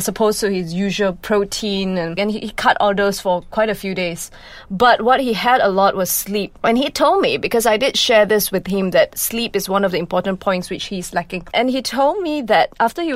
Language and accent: English; Malaysia; being a Malaysian